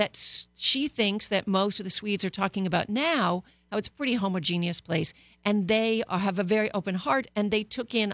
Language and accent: English; Canada; now in Los Angeles, United States; Canada my home country before I proudly became an American here